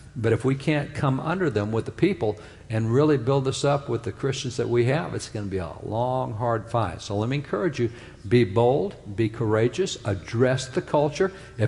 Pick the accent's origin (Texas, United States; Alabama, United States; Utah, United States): Texas, United States; I'm a cowboy from Texas. We got the horses and the cows and everything that goes with.